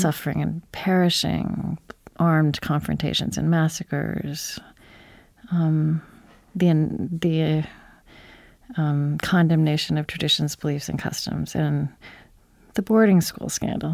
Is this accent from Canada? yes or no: no; Oklahoma, United States; I grew up in Oklahoma